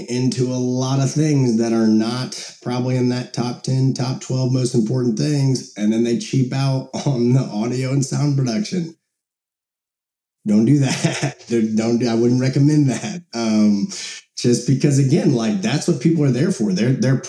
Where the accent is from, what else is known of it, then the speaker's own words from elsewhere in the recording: Monticello, Illinois, United States; where I grew up in Monticello, Illinois